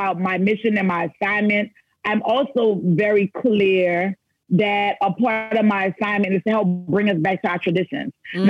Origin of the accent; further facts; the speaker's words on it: New Orleans, Louisiana, United States; moved away; growing up in New Orleans